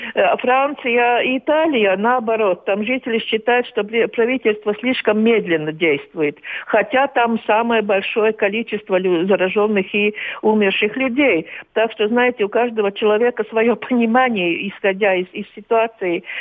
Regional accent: Latvia

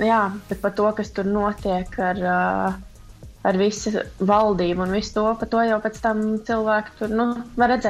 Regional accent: Liepāja, Kurzeme, Latvia; es dzīvoju Rīgā, un Rīga nav īsti mana pilsēta, jo es pati esmu no Liepājas

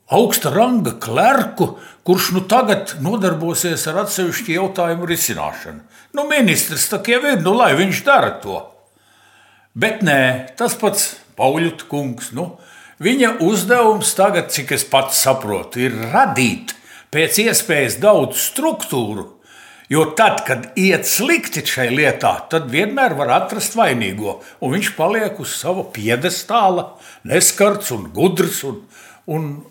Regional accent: Latvia; first language Latvian; Visu mūžu ģimenē runājām visi, gan tēvs, gan māte, gan bērni latviešu valodā, ar akcentu tēvs un mamma, protams, Eh, bet eh, vienalga mēs visi runājām latviešu valodā, gājām latviešu skolās

